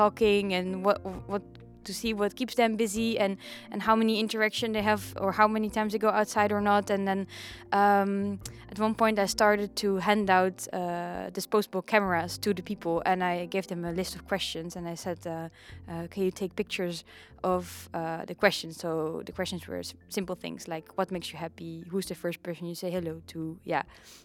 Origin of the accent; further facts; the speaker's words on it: Netherlands; I'm from Holland, from Horen.